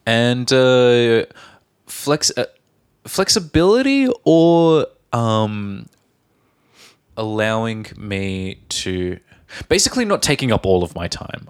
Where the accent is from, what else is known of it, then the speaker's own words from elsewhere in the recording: Australia; from Australia.